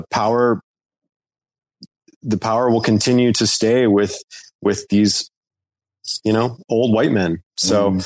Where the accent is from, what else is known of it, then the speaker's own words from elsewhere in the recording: North Carolina, United States; I grew up in the South in North Carolina